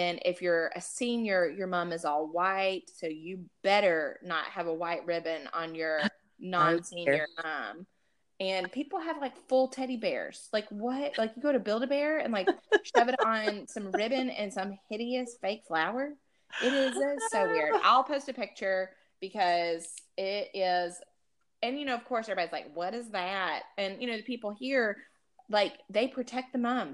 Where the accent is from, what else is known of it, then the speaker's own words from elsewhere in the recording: Alabama, United States; now in Texas, United States; I'm from Alabama.